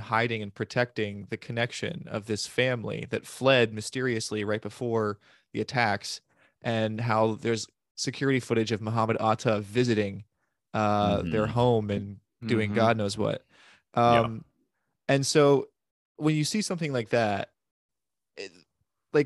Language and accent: English; Sarasota, Florida, United States; growing up in Sarasota